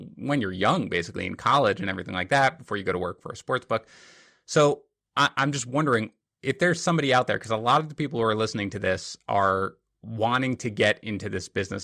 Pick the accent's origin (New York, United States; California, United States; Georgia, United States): New York, United States; New York City; I'm from Queens